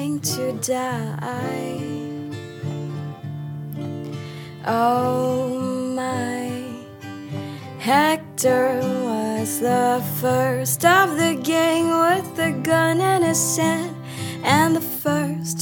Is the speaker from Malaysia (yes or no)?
yes; Malaysia; moved away; I'm from Malaysia originally. I was born in Borneo, which is the east in a province of Malaysia.